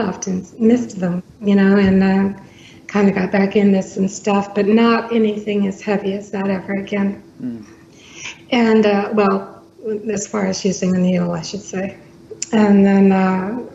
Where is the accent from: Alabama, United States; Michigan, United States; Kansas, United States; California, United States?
Alabama, United States; also born or lived in South Bend, Indiana; my parents are from here originally